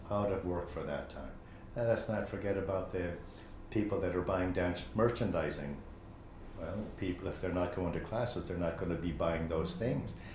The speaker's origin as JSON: {"language": "English", "town": "Chicago", "region": "Illinois", "country": "United States", "tie": "born or raised there", "moved": "yes", "lives_now": "Ireland", "said": "I grew up in Chicago"}